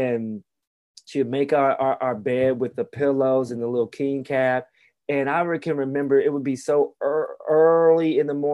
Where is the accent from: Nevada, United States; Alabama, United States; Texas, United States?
Alabama, United States; growing up in Alabama in the mid 80s